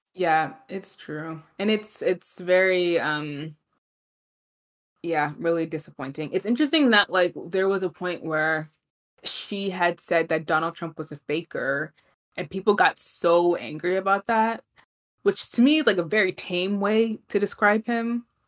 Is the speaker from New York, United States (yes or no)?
yes; New York City, New York, United States; We're both from Brooklyn